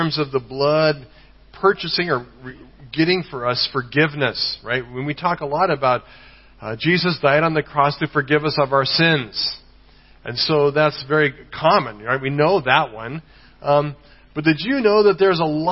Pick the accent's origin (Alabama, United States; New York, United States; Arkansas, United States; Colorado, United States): Colorado, United States; moved away; I'm from the state of Colorado